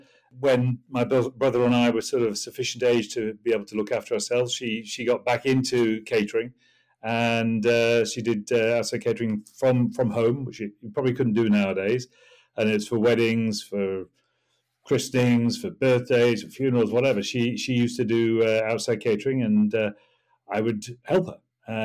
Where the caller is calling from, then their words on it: South East England, United Kingdom; It was sunny Hampshire. It may have started drizzling again, but it's sunny Hampshire, let's say.